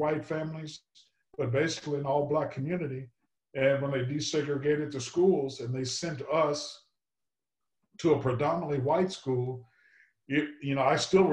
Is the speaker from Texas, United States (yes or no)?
yes; Texas, United States; moved away; I grew up in Texas